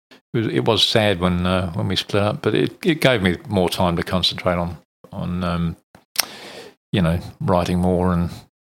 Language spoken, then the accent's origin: English; London, United Kingdom; now in Australia; I come from North London originally. {S2} Okay. {S0} So that was where I spent my formative years, I suppose, in North London.